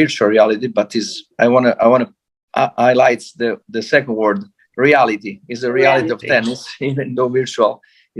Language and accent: English; Rome, Lazio, Italy; I'm from Rome